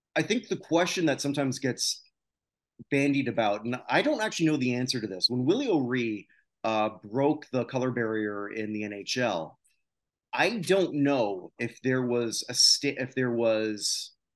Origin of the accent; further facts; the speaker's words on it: Canada; moved away; my home country